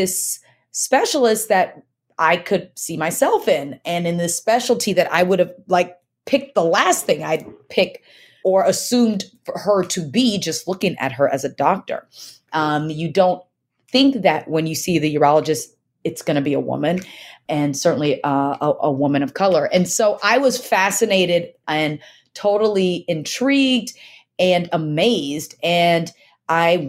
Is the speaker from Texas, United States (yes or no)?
yes; Texas, United States; also born or lived in Nigeria; I was born in Nigeria, so I'm an immigrant. My family is an immigrant family and raised predominantly in Texas